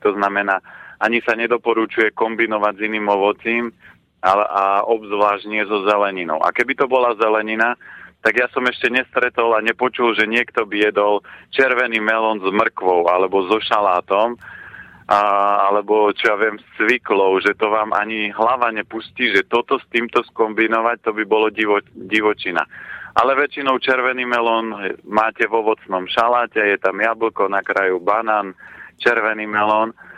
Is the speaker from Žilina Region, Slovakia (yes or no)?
yes; Orava, Žilina Region, Slovakia; u nás na Orave sme nevolali melón, ale bola to dýňa.